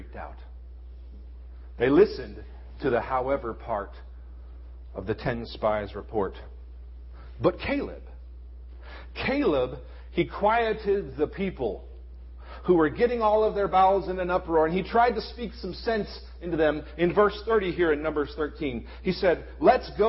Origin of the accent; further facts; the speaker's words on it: United States; as American Christians in 2011